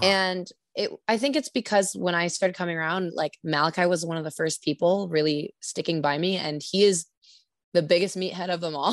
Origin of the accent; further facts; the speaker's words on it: Sacramento, California, United States; moved away as an adult; now in Santa Cruz, United States; I'm from Sacramento.